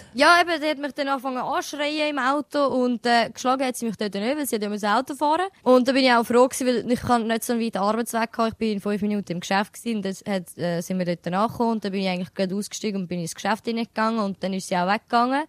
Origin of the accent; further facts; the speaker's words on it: Switzerland; Ich sehe mich schon als Albanerin, aber ich bin offen und ehrlich, ich, ich, ich fühle mich mehr als eine Schweizerin. Ja. Aber auch durch das, dass ich halt da geboren bin und aufgewachsen bin